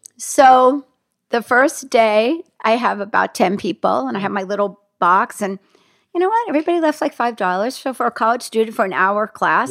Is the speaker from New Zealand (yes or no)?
no; Hackensack, New Jersey, United States; moved away as an adult; also born or lived in New York; I grew up in Hackensack, New Jersey.